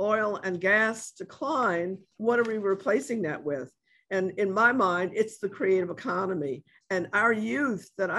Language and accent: English; New York, United States; now in New Orleans, United States; I'm from New York